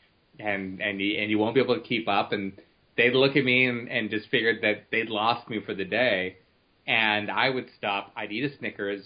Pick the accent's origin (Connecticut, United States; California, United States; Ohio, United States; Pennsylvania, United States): Ohio, United States; Cleveland; I come from Cleveland